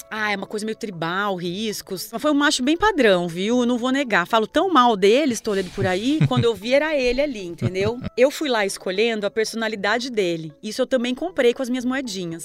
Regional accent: Marechal Cândido Rondon, Paraná, Brazil; also born or lived in Florianópolis; now in São Paulo, Brazil; Eu nasci em Marechal Cândido Rondon, no interior do Paraná, do lado do Paraguai

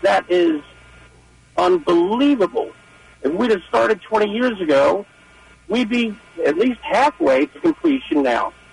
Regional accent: Essex, Maryland, United States; I'm from Essex.

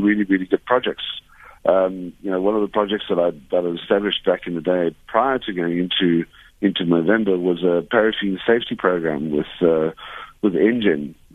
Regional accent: Cape Town, Western Cape, South Africa; I grew up in Milnerton in the Western Cape, in Cape Town, where I currently still reside.

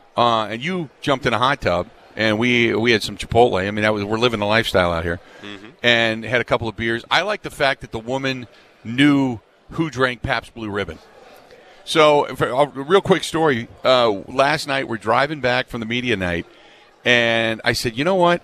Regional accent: Wisconsin, United States; we're from Wisconsin.

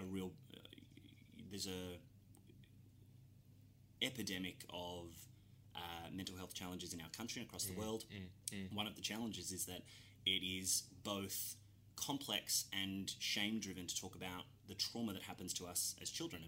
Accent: Cairns, Queensland, Australia; moved away as an adult; also born or lived in Melbourne; I'm from Cairns originally, in far north Queensland

